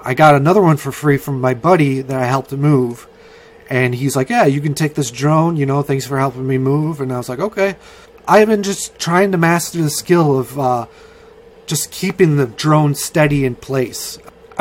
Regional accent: United States; I'm an American

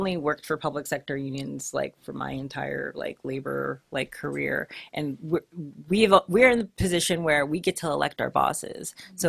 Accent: San Diego, California, United States; I was born and raised in San Diego, and I've seen the change in politics from super red to now it's like blue-ish, purple-ish, blue.

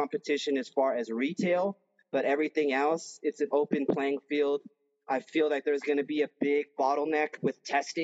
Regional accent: New Mexico, United States; also born or lived in California; my home state

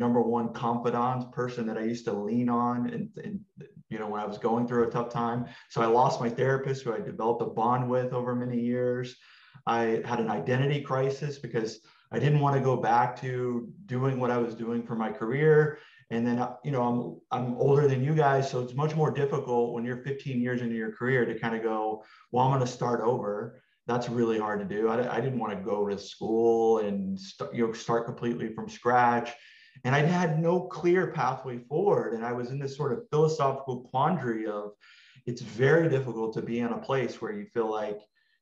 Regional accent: Texas, United States; moved away as an adult; now in Los Angeles, United States; I came from Texas. I grew up there

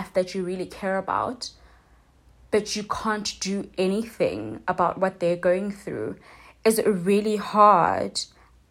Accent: South Africa; So I'm South African

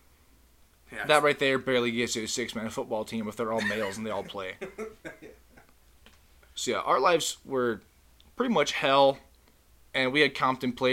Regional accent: Lincoln, Montana, United States; moved away; we come from Lincoln, Montana

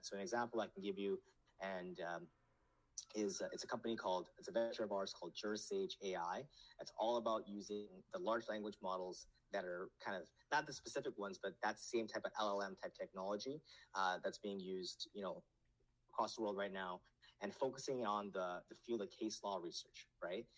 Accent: Canada; also born or lived in Nepal; I grew up in Canada, but I'm in a household in Nepali

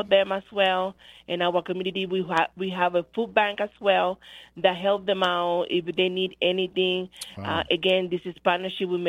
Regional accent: Dominican Republic; now in United States; I am from the Dominican Republic, so we don't celebrate Christmas as they celebrate it here.

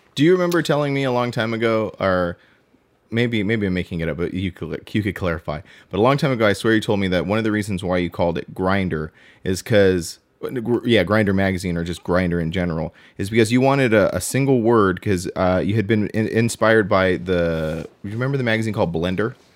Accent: Southern California, United States; also born or lived in Inland Empire / Apple Valley; I am passionate about where I'm from. I am from Southern California

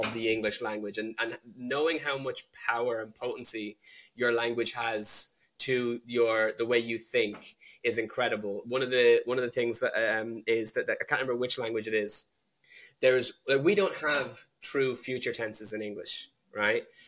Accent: Ireland; born or raised there; also born or lived in London / Wales

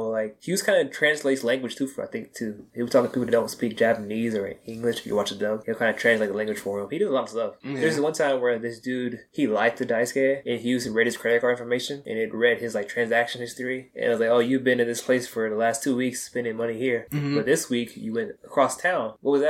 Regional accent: New Zealand; I'm not even Asian. I'm from New Zealand.

